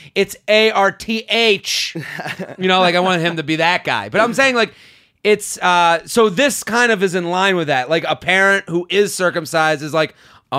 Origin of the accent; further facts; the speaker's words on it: England, United Kingdom; now in Canada; So this, as an English girl living in Canada and have dated my way around the world, I've encountered both types of penis.